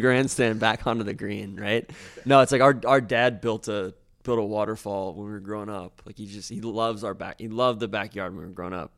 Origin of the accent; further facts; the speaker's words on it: Atlanta, Georgia, United States; moved away as an adult; I grew up in Atlanta